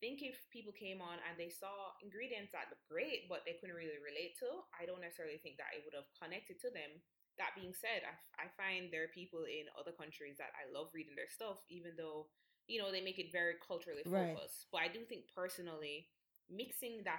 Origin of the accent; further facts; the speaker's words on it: Jamaica; I'm obviously Jamaican, I was born here